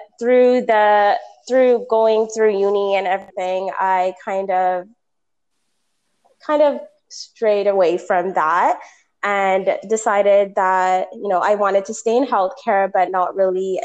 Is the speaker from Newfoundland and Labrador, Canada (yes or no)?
no; Toronto, Ontario, Canada; I was born and raised in Toronto, Ontario